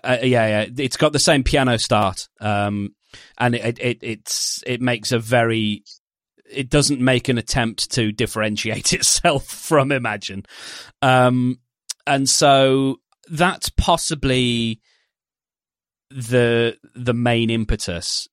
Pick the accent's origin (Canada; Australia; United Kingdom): United Kingdom; we're British